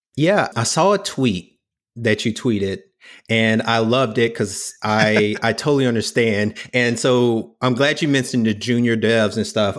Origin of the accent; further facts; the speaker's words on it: the South, United States; I grew up in the South